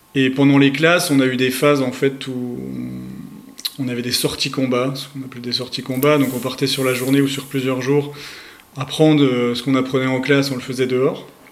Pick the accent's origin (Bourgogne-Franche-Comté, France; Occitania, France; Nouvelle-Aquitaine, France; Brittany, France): Bourgogne-Franche-Comté, France; accent: Franche-Comté accent; now in Île-de-France, France; j'habite actuellement en Ile-de-France, mais je suis originaire de Franche-Comté à la base